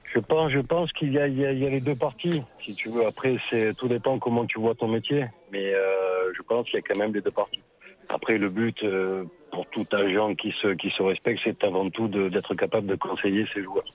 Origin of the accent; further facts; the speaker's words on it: France; en tant que Français et en tant qu'agent français